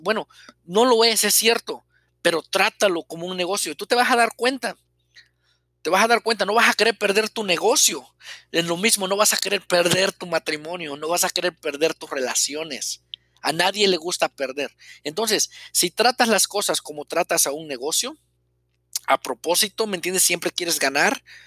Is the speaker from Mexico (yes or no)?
yes; Mexico; soy mexicano, eh, vivía en un pueblo pequeño